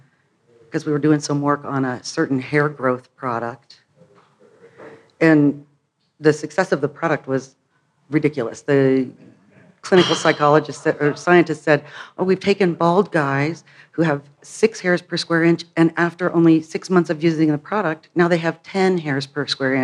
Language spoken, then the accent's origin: English; Wichita, Kansas, United States; also born or lived in Chicago; now in Denver, United States; I grew up in Wichita, Kansas, and my Chicago people always said, you can take the girl out of Kansas, but you can't take the Kansas out of the girl. And that's very true. I'm really a Midwest gal.